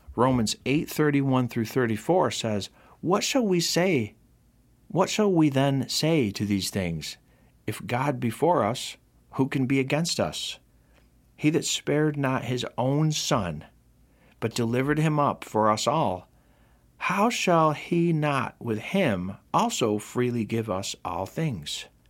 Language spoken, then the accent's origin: English; Rome, New York, United States; in my hometown of Rome, New York